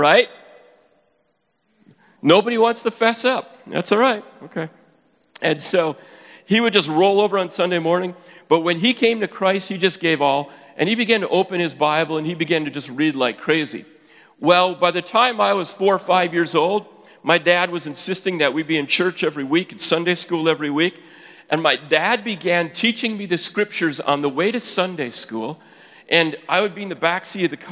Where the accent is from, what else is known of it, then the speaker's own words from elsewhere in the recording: Upper Peninsula of Michigan, United States; accent: Yooper; moved away; I am originally from the UP